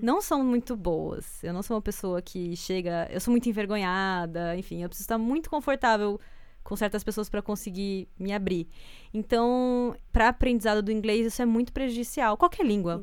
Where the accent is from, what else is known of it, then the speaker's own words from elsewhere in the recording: Brazil; moved away as an adult; now in Canada; sou brasileira